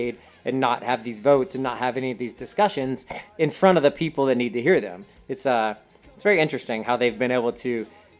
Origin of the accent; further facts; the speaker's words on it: the South, United States; I'm from the South